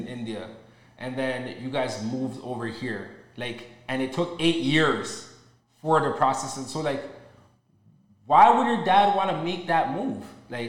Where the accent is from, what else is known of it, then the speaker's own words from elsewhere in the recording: Ghana; moved away; No, I'm from Ghana, man. So over there it's hot too.